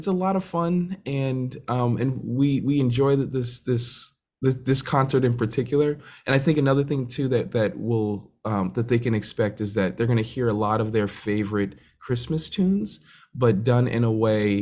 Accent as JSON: {"language": "English", "town": "Randolph", "region": "Massachusetts", "country": "United States", "tie": "born or raised there", "said": "I am from just outside of Boston, Massachusetts, in a town called Randolph, Massachusetts"}